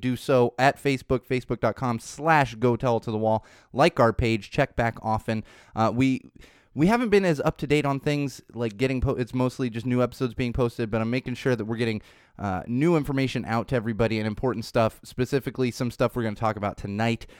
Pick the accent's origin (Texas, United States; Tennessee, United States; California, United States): California, United States; San Diego; also born or lived in Miami, Florida / Chicago; I moved to San Diego, uh, when I was seven